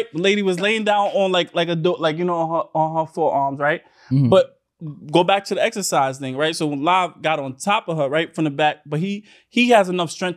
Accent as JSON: {"language": "English", "country": "Jamaica", "said": "I'm Jamaican"}